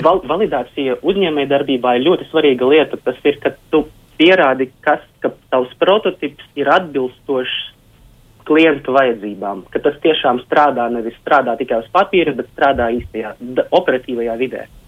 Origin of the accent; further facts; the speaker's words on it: Rēzekne, Latgale, Latvia; Es kā tehnoloģijas attīstības vadītājs esmu no Rēzeknes